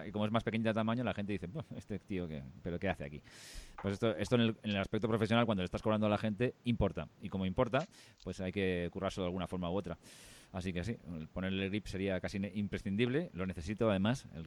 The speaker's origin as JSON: {"language": "Spanish", "region": "Catalonia", "country": "Spain", "said": "Soy el único catalán de este podcast"}